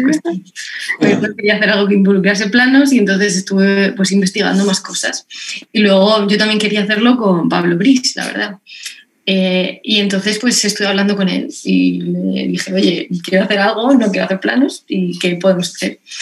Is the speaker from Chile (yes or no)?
no; Lorca, Region of Murcia, Spain; yo soy murciana, soy de Lorca